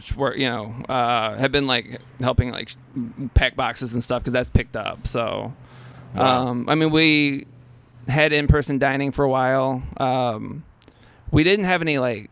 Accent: Memphis, Tennessee, United States; also born or lived in New York; I liked growing up here

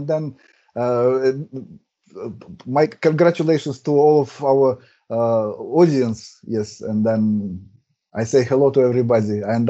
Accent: Russia; first language Russian; English is a second language; My streams also in Russian, because as I said, my native language is Russian.

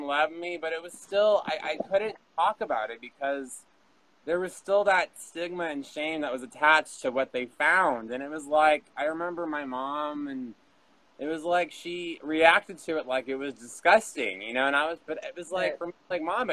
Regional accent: Texas, United States; also born or lived in New York; not in the same little Texas box that I've been known for and what I've known all my life

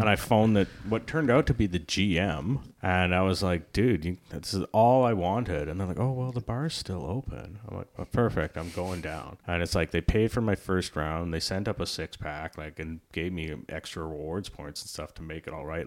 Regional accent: Victoria, British Columbia, Canada; I'm from Victoria

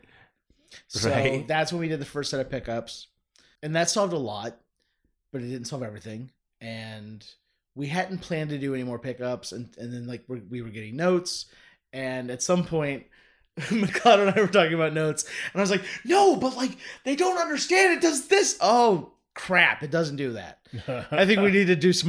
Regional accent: Northern Kentucky, United States; growing up in Northern Kentucky, my generation, I'm 41 years old

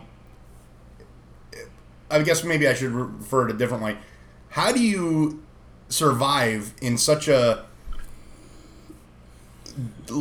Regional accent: New York, United States; we're from New York

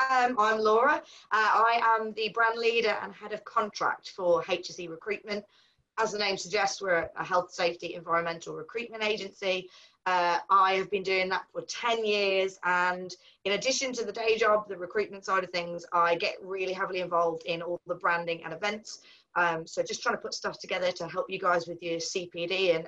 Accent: Cardiff, Wales, United Kingdom; So I'm actually a Welsh girl, which I don't think you would know from the accent. I don't have the accent anymore. So I grew up in Cardiff, in a little village called Whitchurch, or Reglwys Newydd, as we would say in Welsh.

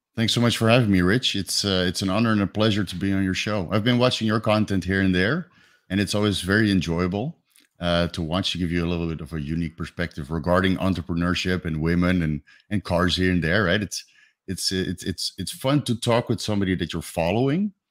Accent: Netherlands; moved away as an adult; now in Thailand; I'm from Holland

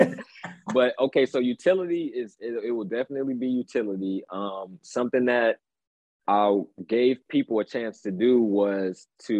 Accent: Gary, Indiana, United States; now in Chicago, United States; Scary Gary is the nickname of my hometown, Gary, Indiana. So I live in Chicago right now, but I'm from like the Chicagoland area

